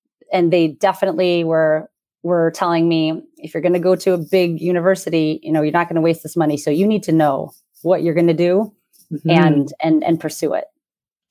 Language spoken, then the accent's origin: English; United States; My sister and I are first generation born and raised here in the U.S.